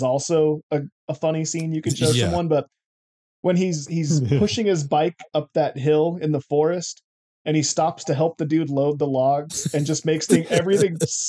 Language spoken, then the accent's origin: English; California, United States; I'm just like, I'm from California.